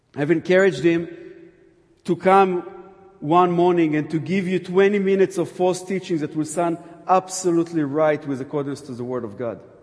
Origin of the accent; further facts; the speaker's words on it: Jerusalem, Jerusalem District, Israel; I'm from Jerusalem